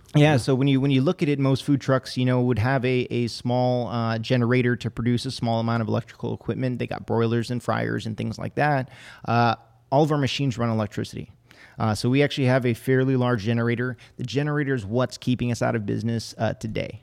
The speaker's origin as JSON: {"language": "English", "region": "Hawaii", "country": "United States", "tie": "born or raised there", "moved": "yes", "said": "I was born and raised in Hawaii"}